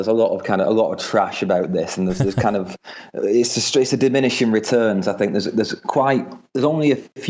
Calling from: Manchester, North West England, United Kingdom; Hello, I'm calling here from Britain today. Last time it was Maine, New England. This time I'm back in Manchester

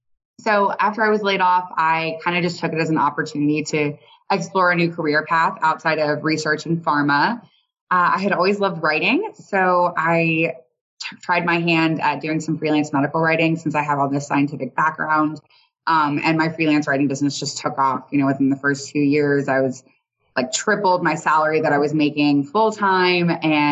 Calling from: San Antonio, Texas, United States; I am coming from San Antonio, Texas.

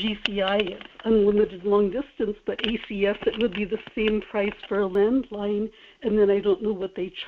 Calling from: Kodiak, Alaska, United States; in Kodiak.

